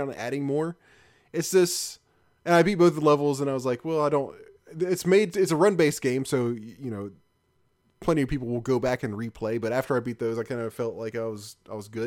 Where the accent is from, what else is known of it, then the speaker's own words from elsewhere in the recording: Memphis, Tennessee, United States; I grew up in Memphis, and Memphis is the barbecue capital of the world